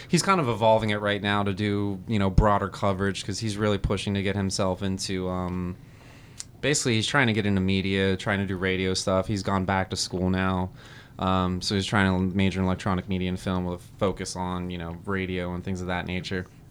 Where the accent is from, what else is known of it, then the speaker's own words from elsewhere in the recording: New Jersey, United States; moved away; I grew up in New Jersey, so I, we were probably maybe forty-five minute drive from Giants Stadium